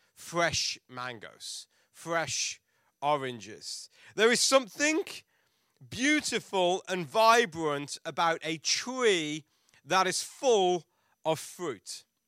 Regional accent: England, United Kingdom; moved away; we're from England

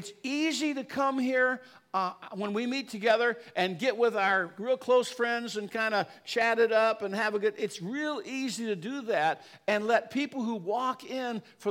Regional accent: Chicago, Illinois, United States; I grew up in the South Chicago area

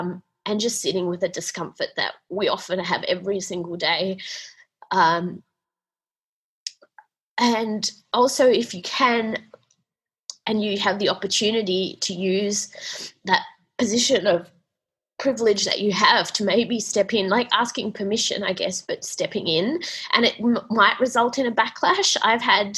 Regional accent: Australia; I was Australian

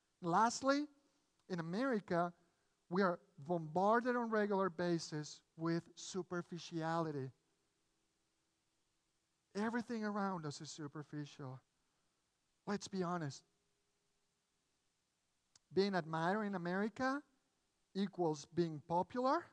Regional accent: Mexico City, Mexico; English is a second language; moved away as an adult; now in United States; I grew up in Mexico City. My family is originally from Spain. Sorry, we moved a few years back. I was born in Mexico, raised in Mexico, went to college.

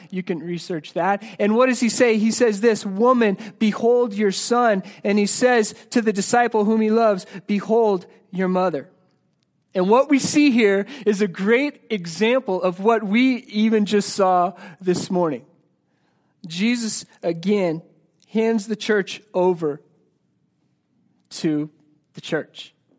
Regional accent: Colorado, United States; I'm from Colorado

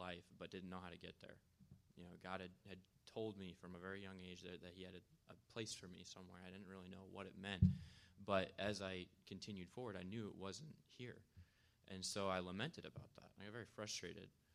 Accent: Laconia, New Hampshire, United States; I grew up here in Laconia

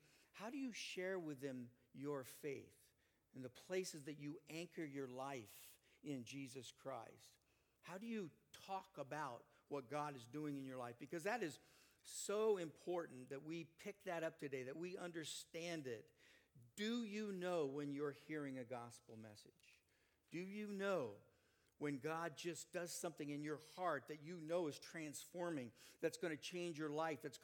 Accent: Canby, Oregon, United States; I'm from Canby, Oregon

